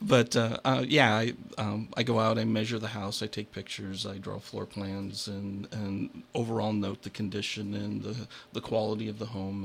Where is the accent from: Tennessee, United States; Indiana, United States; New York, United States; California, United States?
Indiana, United States; Plymouth; also born or lived in Bremen, Indiana; I was born in Bremen, and I grew up just north of Plymouth on the other sides of the tracks